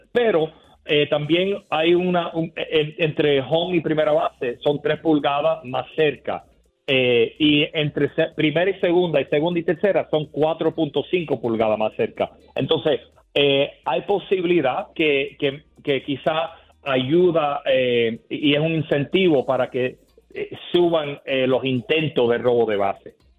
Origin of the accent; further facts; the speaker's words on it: Miami, Florida, United States; yo soy de Miami, de Florida